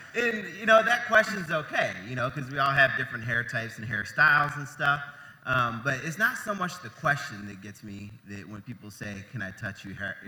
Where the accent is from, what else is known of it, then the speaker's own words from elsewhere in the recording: Ohio, United States; moved away as an adult; I'm originally from Ohio